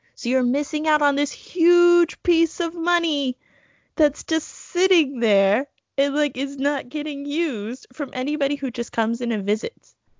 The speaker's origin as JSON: {"language": "English", "region": "Texas", "country": "United States", "tie": "born or raised there", "moved": "yes", "lives_now": "Eugene, United States", "said": "my hometown is the pecan capital of Texas"}